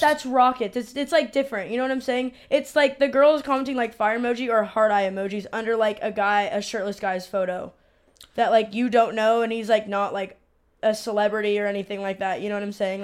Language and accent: English; San Diego, California, United States; I'm from San Diego